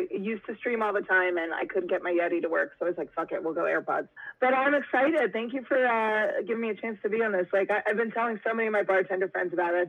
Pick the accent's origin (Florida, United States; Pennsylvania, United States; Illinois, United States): Pennsylvania, United States; Philadelphia; now in New York City, United States; I live in New York City right now, but I am a transplant from the Philadelphia area.